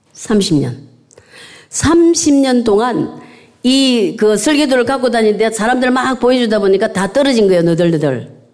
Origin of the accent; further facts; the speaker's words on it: South Korea; now in United Kingdom; 시골에서 태어나서